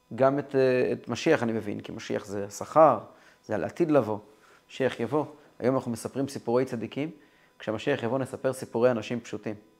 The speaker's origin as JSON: {"language": "Hebrew", "town": "Kfar Chabad", "region": "Central District", "country": "Israel", "tie": "born or raised there", "moved": "as an adult", "lives_now": "Holon, Israel", "said": "אני גדלתי כל ימיי בכפר חב\"ד או במקומות כאלה"}